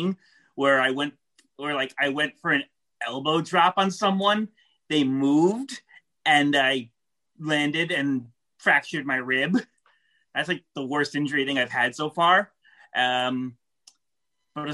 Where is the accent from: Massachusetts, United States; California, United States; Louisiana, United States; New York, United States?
New York, United States; I'm from New York